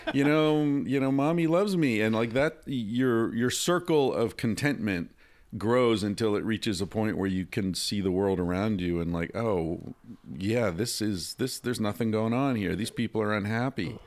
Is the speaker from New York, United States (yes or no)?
yes; Finger Lakes, New York, United States; I, I grew up there as well